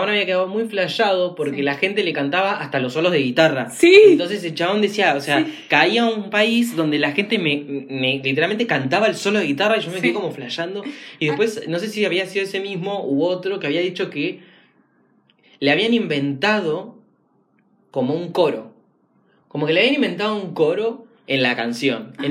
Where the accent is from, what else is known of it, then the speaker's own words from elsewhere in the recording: Argentina; los argentinos somos latinos.